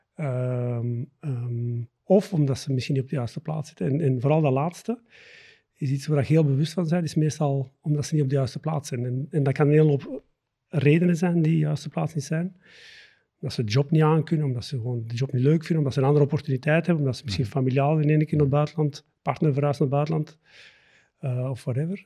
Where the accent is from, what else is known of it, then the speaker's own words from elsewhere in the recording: the Campine, Flanders, Belgium; moved away as an adult; also born or lived in Antwerp area; now in near Antwerp, Belgium; ik ehm, ben geboren en getogen in de Kempen